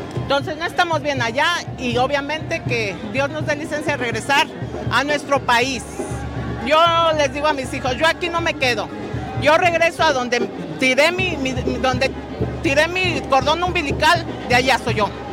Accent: San Luis Potosí, Mexico; moved away as an adult; now in Chicago, United States; Yo soy de San Luis Potosí, capital

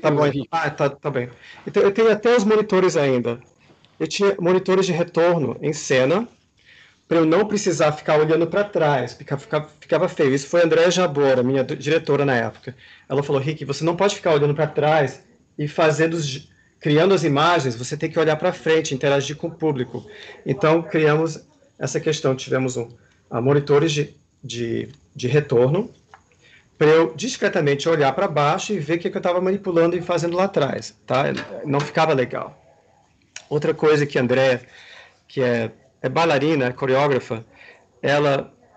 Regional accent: Washington, District of Columbia, United States; moved away; also born or lived in New York / Amsterdam / Brazil; eu nasci em Washington

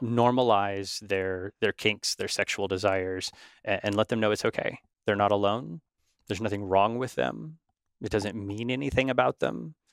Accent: Northern California, United States; growing up in Northern California

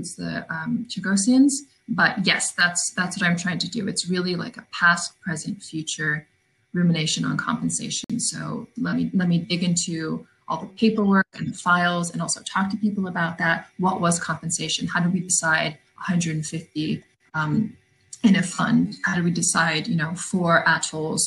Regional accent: California, United States; I grew up in California

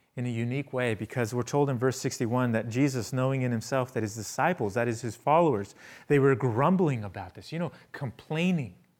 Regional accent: San Francisco, California, United States; I'm from San Francisco.

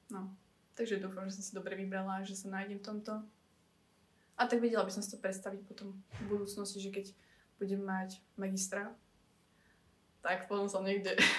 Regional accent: central Slovakia, Slovakia; mám 20 rokov, pochádzam z Stredného Slovenska

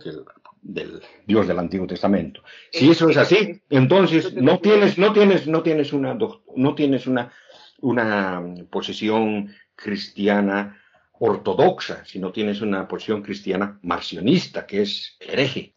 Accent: Oruro, Bolivia; soy de Oruro, Oruro, mi ciudad natal

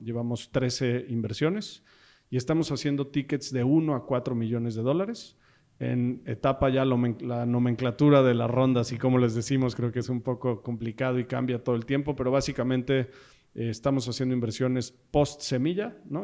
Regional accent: Mexico; Somos founders mexicanos.

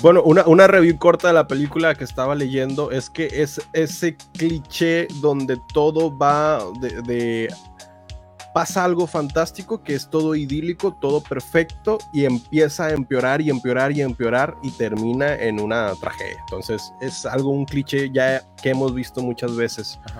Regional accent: Monterrey, Nuevo León, Mexico

